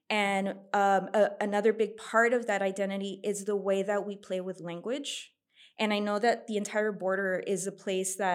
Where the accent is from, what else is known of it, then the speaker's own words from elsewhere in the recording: Laredo, Texas, United States; moved away as an adult; now in San Antonio, United States; I was born there. Mm-hmm. You know, obviously I was raised there. And, um, but the thing that I think that I got from living in Laredo is that it's right on the border. So, you know, Nuevo Laredo is right across.